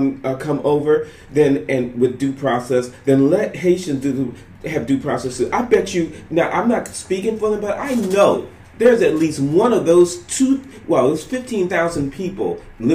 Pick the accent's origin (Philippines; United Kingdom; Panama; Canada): Panama; now in United States; I immigrated here from Panama in 1988, okay?